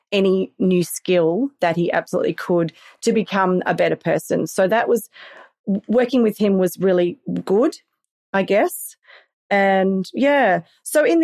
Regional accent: Australia; accent: Australian; I think I sound very very Australian, but to somebody who hasn't really heard the uh, accent, then it may sound English.

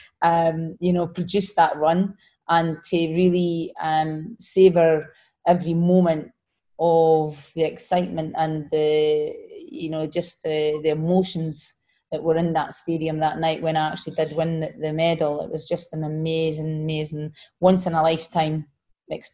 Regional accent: Scotland, United Kingdom; moved away; in Scotland, so in my home country

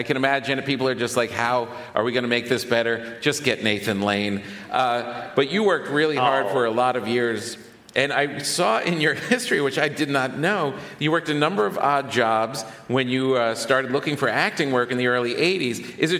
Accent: New York City, New York, United States; But the thing that really strikes me as a New Yorker is the size of everyone's apartments.

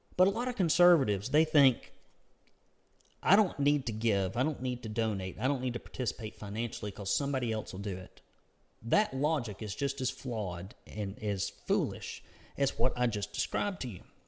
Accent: United States; accent: redneck; my redneck accent

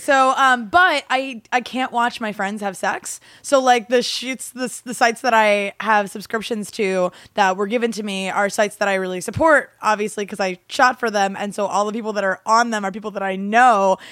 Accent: Gloucester County, New Jersey, United States; also born or lived in Baltimore, Maryland; I grew up in Jersey

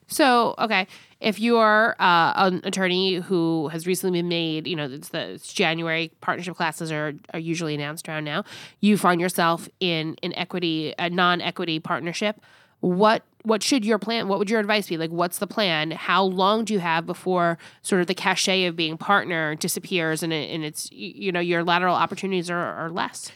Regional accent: New York, United States; I was born and raised in New York and, and lived there, the overwhelming majority of my life

